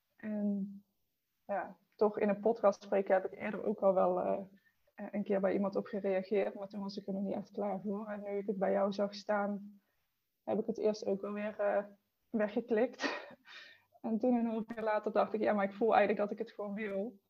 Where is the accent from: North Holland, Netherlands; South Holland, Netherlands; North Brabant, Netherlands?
North Brabant, Netherlands; Eindhoven; ik kom uit Eindhoven